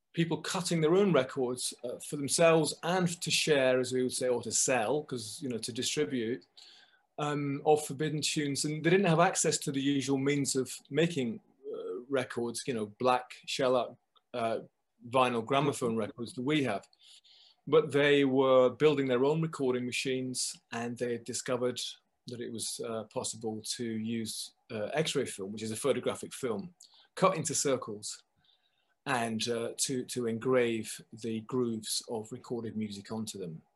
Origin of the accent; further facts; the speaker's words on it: just outside Manchester, Lancashire, North West England, United Kingdom; now in London, United Kingdom; I come from the north of England. I come from um, just outside Manchester, sort of um, uh, in Lancashire.